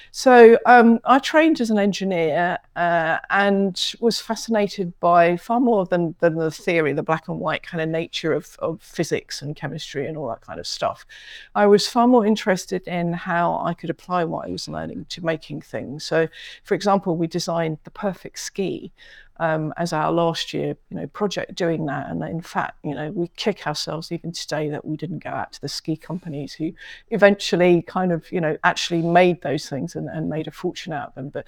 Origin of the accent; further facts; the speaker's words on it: London, United Kingdom; I grew up mainly in London, and while we travelled a lot, went to lots of different countries, etc.